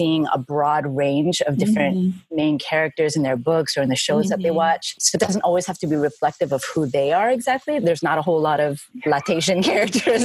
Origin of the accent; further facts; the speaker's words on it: Vancouver, British Columbia, Canada; moved away as an adult; also born or lived in South Central LA; now in Long Beach, United States; we went up to Vancouver, my hometown